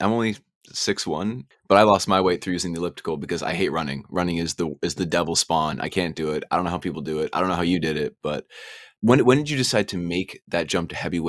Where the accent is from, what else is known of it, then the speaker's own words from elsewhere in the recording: Newfoundland and Labrador, Canada; I'm from Newfoundland myself